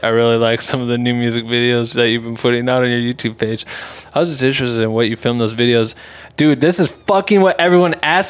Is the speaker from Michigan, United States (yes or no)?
no; Iowa, United States; So I remember him playing in our hometown or like not my hometown, Des Moines, Iowa